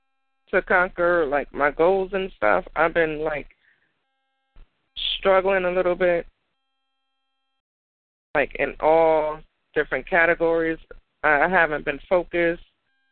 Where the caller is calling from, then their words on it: New Haven, Connecticut, United States; New Haven, Connecticut.